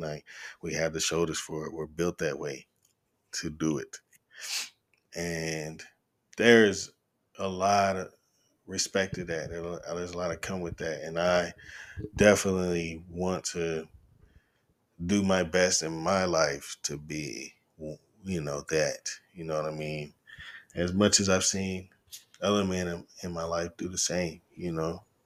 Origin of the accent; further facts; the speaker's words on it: Chattanooga, Tennessee, United States; also born or lived in Knoxville, Tennessee; I'm originally from Knoxville. I moved to Chattanooga when I was in the end of my third, we moved here the summer after my third grade year. So I was started fourth grade in Chattanooga and have been here most of my life